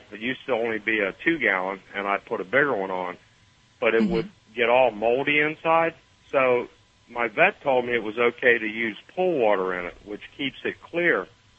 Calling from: Stuart, Florida, United States; I'm in Florida.

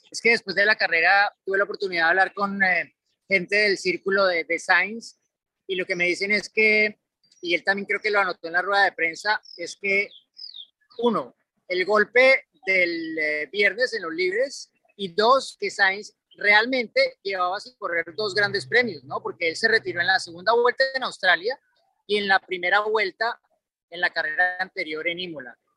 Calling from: Mexico City, Mexico; Saludos amigos de Fórmula Latina … de Ciudad de México y me gustaría preguntarles

